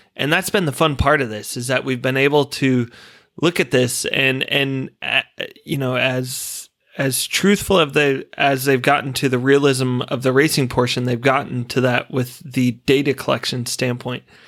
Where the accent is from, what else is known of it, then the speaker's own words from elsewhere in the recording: United States; moved away as an adult; now in Australia; being an American